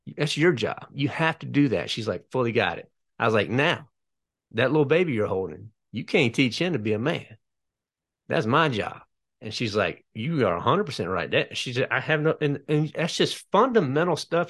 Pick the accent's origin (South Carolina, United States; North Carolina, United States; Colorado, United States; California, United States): North Carolina, United States; I am from North Carolina